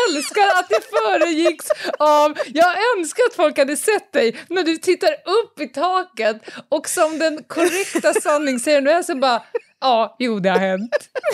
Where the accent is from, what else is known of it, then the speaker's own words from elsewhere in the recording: Stockholm, Stockholm County, Sweden; Jag flyttade ju från Södermalm ut utanför Stockholm mm. eh, när jag började femman